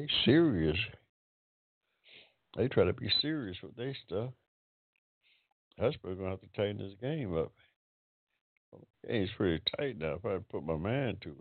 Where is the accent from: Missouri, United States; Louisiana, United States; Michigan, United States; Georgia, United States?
Georgia, United States; Crystal Lakes. Hampton, Georgia. They're all over my hometown down there.